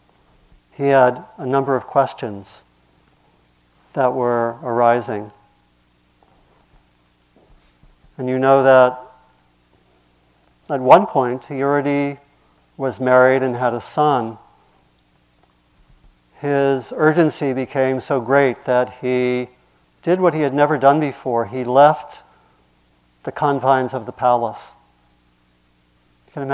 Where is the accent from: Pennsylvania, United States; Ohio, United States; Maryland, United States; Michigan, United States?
Maryland, United States; where I grew up was in Maryland